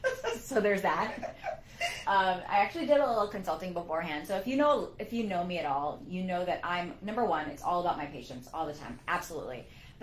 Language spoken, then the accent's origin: English; California, United States; Well, I grew up in California.